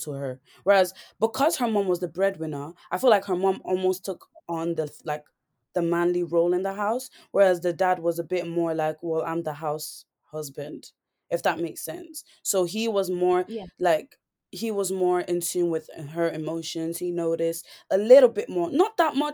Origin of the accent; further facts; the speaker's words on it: Ireland; growing up in Ireland, I did go through a lot of things, you know, being the only girl, like the only black girl in my school